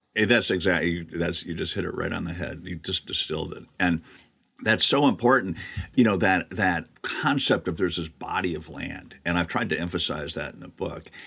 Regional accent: Wisconsin, United States; I grew up in the Midwest and, you know, Wisconsin

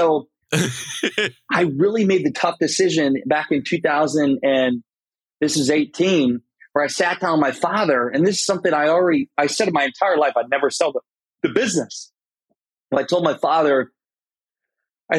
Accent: Garnavillo, Iowa, United States; moved away as an adult; I lived in my hometown in Iowa, Garnerville, Iowa, 700 people.

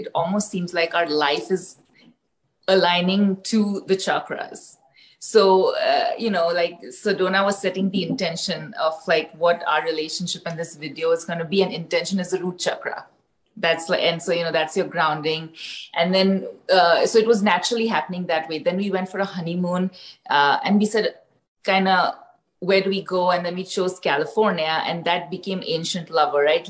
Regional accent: India; I grew up in India, my parents are from different parts of the country.

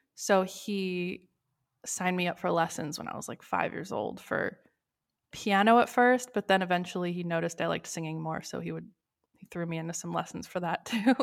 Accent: Los Angeles, California, United States; moved away as an adult; also born or lived in Sherman Oaks / Tarzana; now in Massachusetts, United States; I'm born and raised Los Angeles.

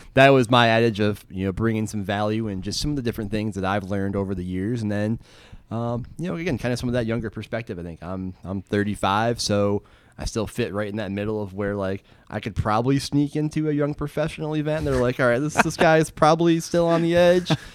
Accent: Dansville, Michigan, United States; also born or lived in Lansing, Michigan; now in Durham, United States; I grew up in that area, uh, about fifteen minutes out of Lansing, Michigan, in a small town called Dansville

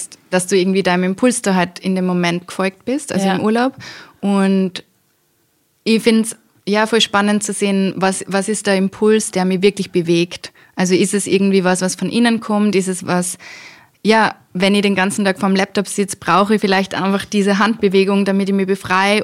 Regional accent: Austria; habe ich eben mit österreichischem Volkstanz im Dirndl begonnen in der Volksschule

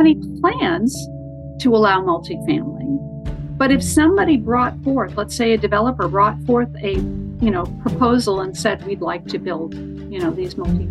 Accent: Colorado, United States; I grew up in Colorado

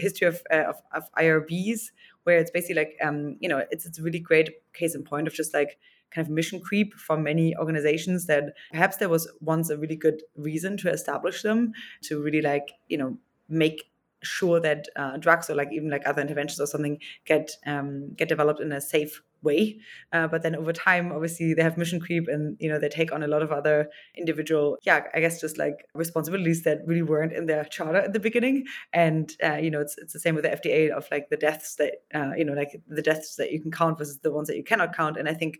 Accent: Germany; now in United States; when I came from Germany to the Bay Area

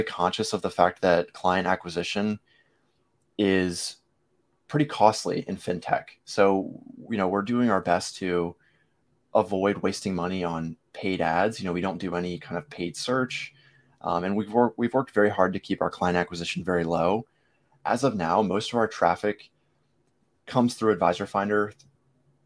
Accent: Virginia Beach, Virginia, United States; also born or lived in Norfolk, Virginia; I was born in Norfolk, but raised in this area my whole life.

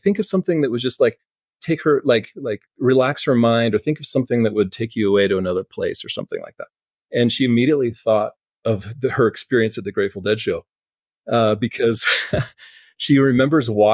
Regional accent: Palo Alto, California, United States; growing up in Palo Alto, we were close to Shoreline Amphitheater

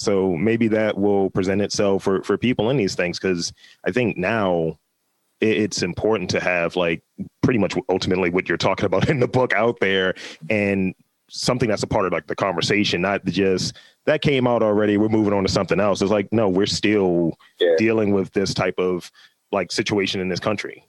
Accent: Baltimore, Maryland, United States; I grew up in Lafayette projects

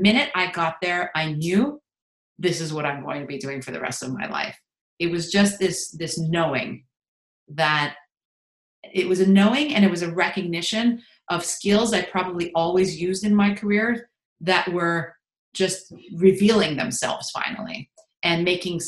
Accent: Montreal, Quebec, Canada; moved away; I'm originally from Montreal

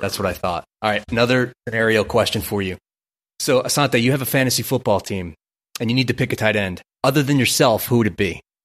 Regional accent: New York, United States; also born or lived in New Jersey; I grew up in Brooklyn, New York

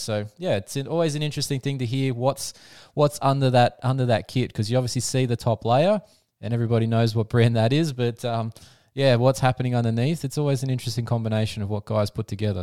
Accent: Australia; I'm an Aussie

